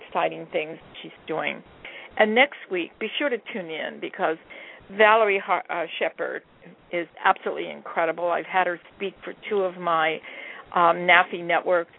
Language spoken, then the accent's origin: English; Hawaii, United States; now in California, United States; I live in California, and I'm originally from Hawaii